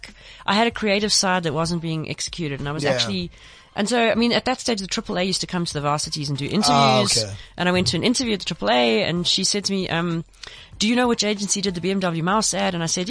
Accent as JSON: {"language": "English", "town": "Pinetown", "region": "KwaZulu-Natal", "country": "South Africa", "said": "I'm from Pinetown."}